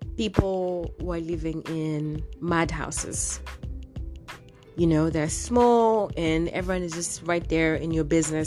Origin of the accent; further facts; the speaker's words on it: Kenya; here in Kenya, uh I'm from the Luo community